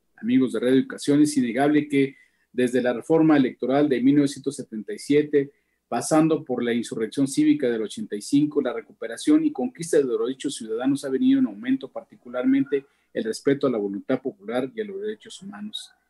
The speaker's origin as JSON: {"language": "Spanish", "country": "Mexico", "said": "como mexicanos"}